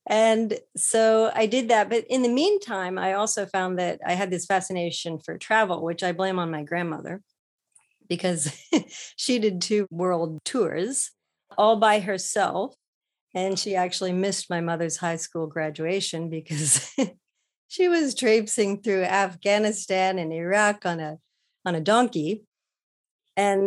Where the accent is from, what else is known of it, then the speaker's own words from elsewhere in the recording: Ohio, United States; moved away as an adult; now in Japan; I'm from Ohio in the US. So I was pretty landlocked most of my growing up life.